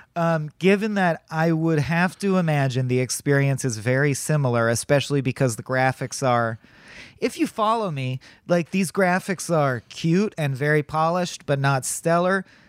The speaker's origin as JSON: {"language": "English", "country": "United States", "said": "as an American"}